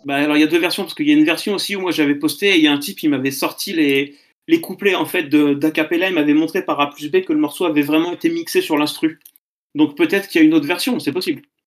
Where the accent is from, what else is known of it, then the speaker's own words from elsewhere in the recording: Caen, Normandy, France; je suis de Caen